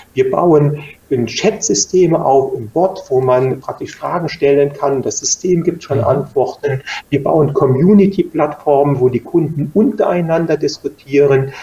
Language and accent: German; Germany; in der Eifel früher, wo ich herkomme